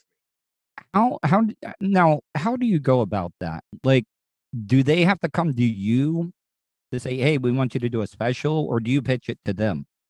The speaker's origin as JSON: {"language": "English", "region": "the South", "country": "United States", "lives_now": "Florida, United States", "said": "they looked down on me as a Southerner"}